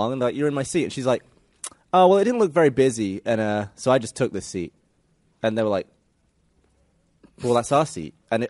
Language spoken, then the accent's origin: English; England, United Kingdom; moved away; I'm English